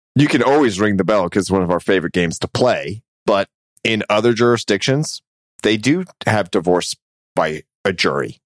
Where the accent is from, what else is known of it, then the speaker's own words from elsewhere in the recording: Tampa, Florida, United States; my hometown of Tampa